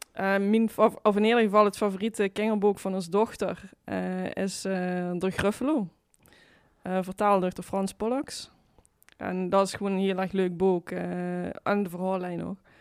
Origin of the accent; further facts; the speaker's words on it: Brunssum, Limburg, Netherlands; also born or lived in Kerkrade; Ik ben geboren in Brunsum